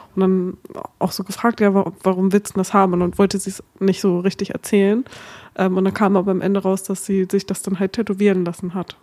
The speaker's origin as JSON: {"language": "German", "country": "Germany", "accent": "German", "said": "meinen deutschen Akzent"}